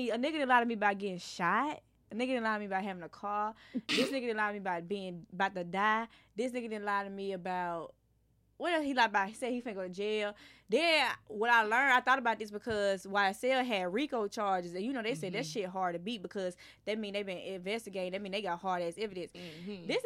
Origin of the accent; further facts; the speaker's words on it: Irondale, Alabama, United States; I'm from Irondale.